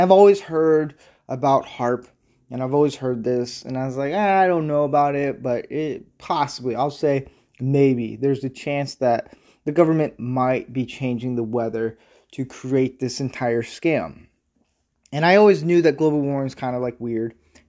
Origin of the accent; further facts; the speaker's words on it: Midwest, United States; And I'm from the Midwest and South area. So I've seen a lot of different weather changes